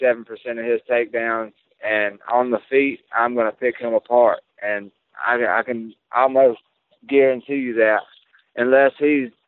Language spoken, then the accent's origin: English; Mississippi, United States; My whole entire family's going to be there.